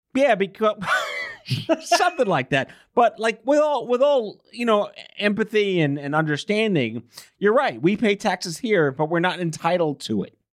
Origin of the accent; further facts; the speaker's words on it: New York, United States; as a New Yorker